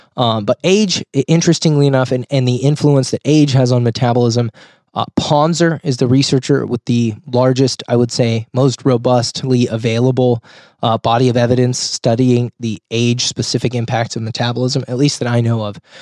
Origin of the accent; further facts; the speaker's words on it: Rohnert Park, California, United States; my hometown of Roanoke Park, California, or Sonoma County. which is where I live.